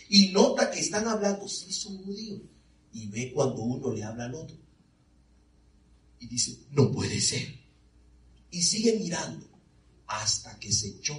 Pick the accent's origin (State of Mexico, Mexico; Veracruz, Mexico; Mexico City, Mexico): Veracruz, Mexico; Porque soy negrito bueno, yo soy de Veracruz.